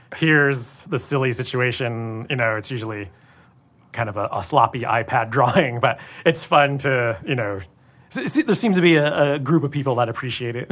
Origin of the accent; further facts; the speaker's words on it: Tacoma, Washington, United States; now in Los Angeles, United States; I grew up in Tacoma, not far from here, playing D and D, and then I moved